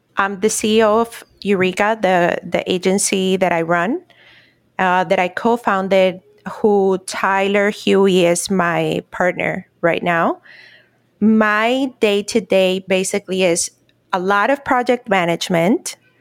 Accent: Cartagena, Bolívar, Colombia; also born or lived in Miami; now in Orlando, United States; right now I'm actually in Cartagena, which is my hometown in Colombia.

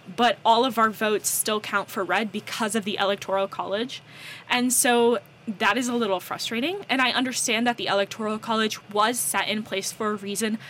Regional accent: North Carolina, United States; accent: American; moved away as an adult; also born or lived in Southern California; I grew up in North Carolina

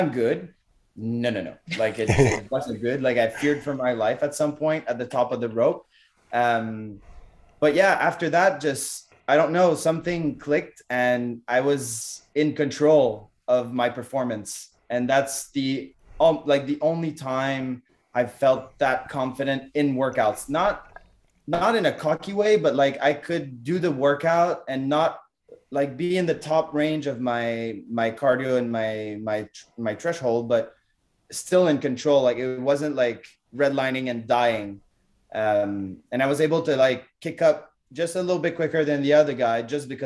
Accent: Canada; I'm from Canada

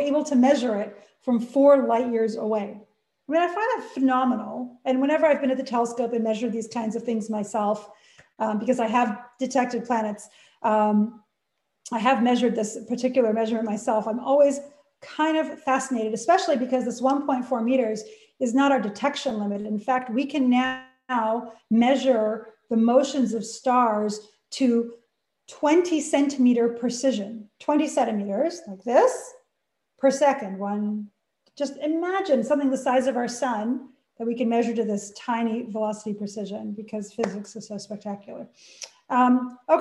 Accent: Canada; moved away; I'm Canadian

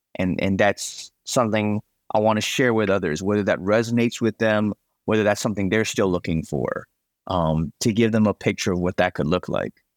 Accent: New England, United States; also born or lived in Chicago, Illinois; now in Los Angeles, United States; I was actually born in Chicago, and I grew up in New England

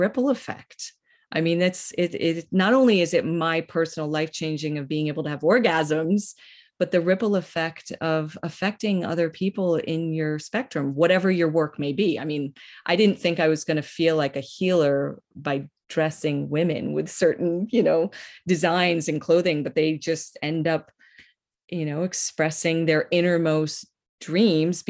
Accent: Northeast, United States; I'm from the Northeast

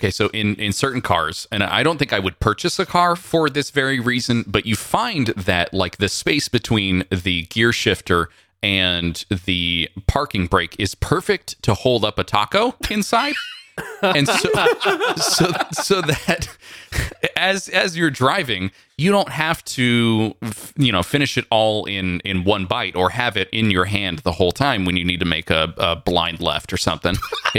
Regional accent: California, United States; As a Californian, I don't really have feelings about this.

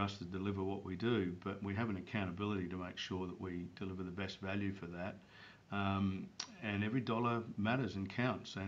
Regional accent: Barossa Valley, South Australia, Australia; I grew up in the Barossa Valley, which is a lovely area just north of Adelaide.

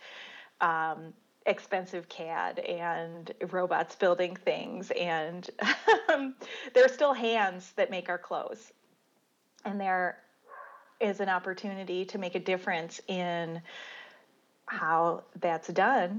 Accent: Dearborn, Michigan, United States; moved away; also born or lived in California; I grew up in Dearborn in Detroit, so I was a car girl anyway

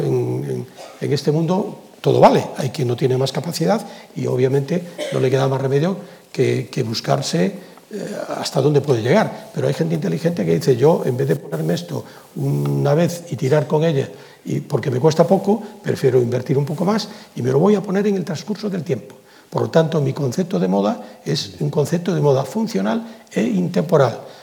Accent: Galicia, Spain; yo soy gallego, pero soy español

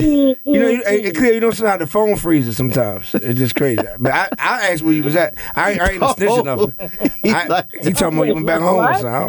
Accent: Baltimore, Maryland, United States; Now, you know where I'm from, the greatest part of West Baltimore.

